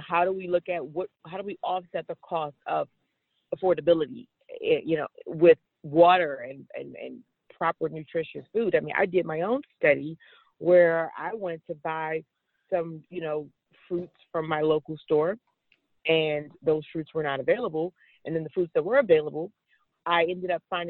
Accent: Washington, District of Columbia, United States; growing up in Washington, D.C. I grew up in what would have been considered a red line community

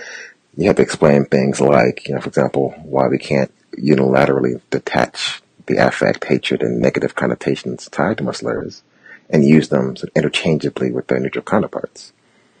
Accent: St. Louis, Missouri, United States; I grew up in St. Louis, and I lived in St. Louis at the time.

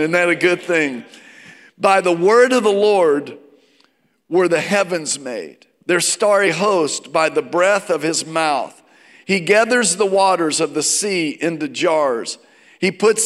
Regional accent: Virginia, United States; I grew up in Virginia.

